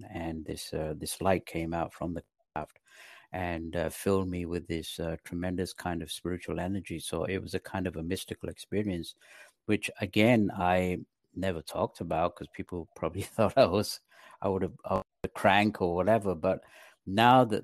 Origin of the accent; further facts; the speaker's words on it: London, United Kingdom; moved away as an adult; also born or lived in Pakistan / north of England / Los Angeles, United States; now in North Carolina, United States; Then we moved to London when I was 10. I went to high school there